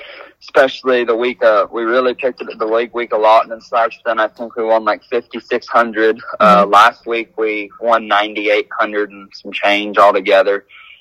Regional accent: Southeast Missouri, United States; I'm from Southeast Missouri, and all of the slides and littler amateur rodeos and stuff around there, you kind of, where I'm from, the Southern Illinois and Western Tennessee, Western

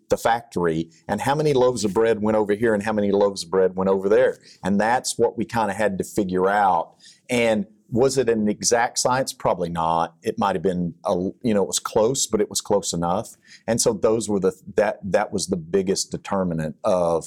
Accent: Texas, United States; accent: Texas; my Texas accent

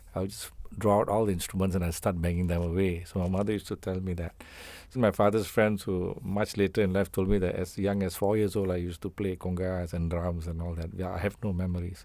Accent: Singapore; I feel I'm total Singaporean.

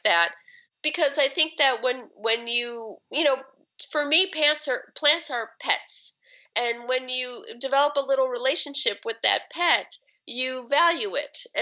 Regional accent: Chicago, Illinois, United States; moved away as an adult; now in Seattle, United States; I grew up in Chicago and, you know, in the city.

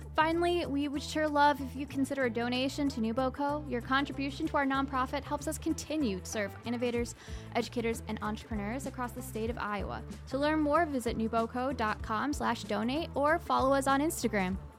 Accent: Scotland, United Kingdom; moved away; I'm from Scotland. I was born there.

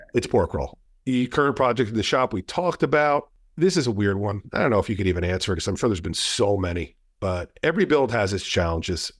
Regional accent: New Jersey, United States; We're both from New Jersey. Both of our families are from New Jersey

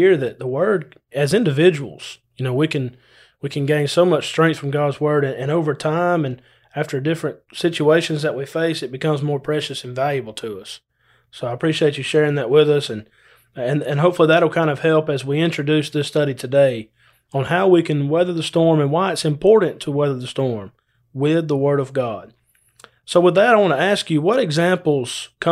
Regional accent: Adairsville, Georgia, United States; now in South Georgia, United States; I'm from Adairsville

